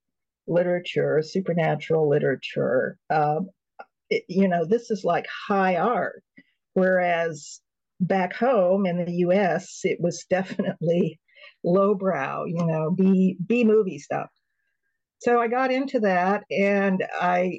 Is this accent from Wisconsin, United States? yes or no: no; California, United States; also born or lived in Toronto / Cambridge, Massachusetts / Hawaii; as a Californian.